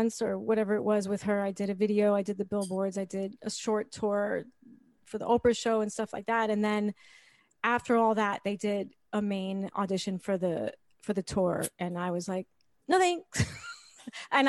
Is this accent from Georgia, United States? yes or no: no; New York City, New York, United States; I'm from 66th Street, West End Avenue. I am the daughter of a Puerto Rican opera singer at the Met and a ballerina at New York City Ballet.